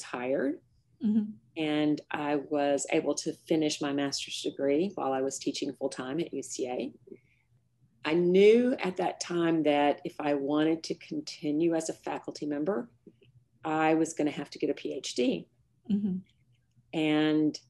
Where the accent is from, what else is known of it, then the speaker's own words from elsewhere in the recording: Little Rock, Arkansas, United States; I grew up in Little Rock, went to Central High School